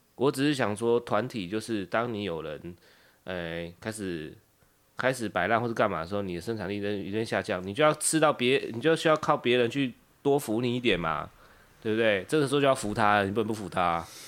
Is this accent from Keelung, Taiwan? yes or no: no; Kaohsiung, Taiwan; now in Taoyuan, Taiwan; 我是高雄人，然后我现在的服务的地点，我现在工作的地方，我公司是在北部，就是在桃园